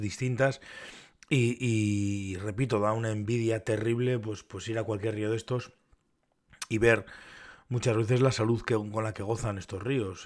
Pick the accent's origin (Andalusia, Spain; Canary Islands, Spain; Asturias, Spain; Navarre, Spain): Navarre, Spain; como Navarro y como pescador en Navarra